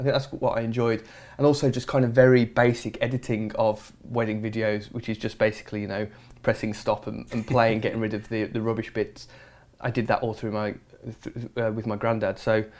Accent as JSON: {"language": "English", "town": "Dudley", "region": "West Midlands", "country": "United Kingdom", "said": "No, I'm from the West Midlands, in a small place called Dudley, which is not a hotbed of documentary making or television making, I'll be honest."}